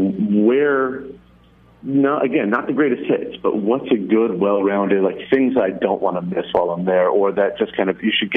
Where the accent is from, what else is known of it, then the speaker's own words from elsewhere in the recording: Santa Barbara, California, United States; Santa Barbara.